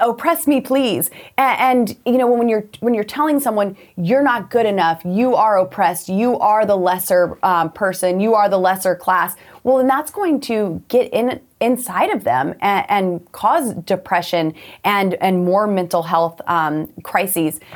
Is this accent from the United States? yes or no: yes; Colorado, United States; I'm from Colorado